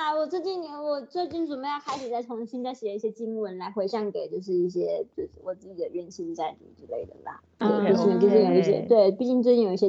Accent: Ho Chi Minh City, Vietnam; Chinese is a second language; now in Taiwan; 我是来自越南胡志明市的 … ，我很喜欢看台湾的电视

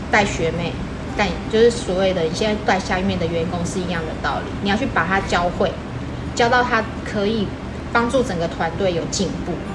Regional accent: Taiwan; 我们台湾人

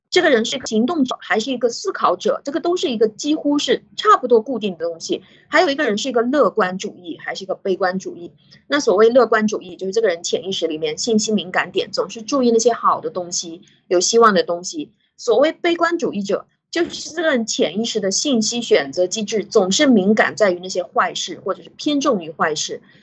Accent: China; 我们中国人

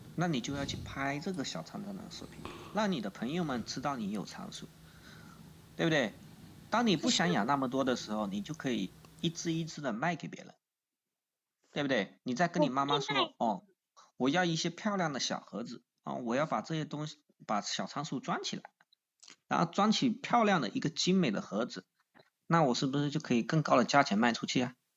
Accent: Longyan, Fujian, China; 我是福建龙岩的

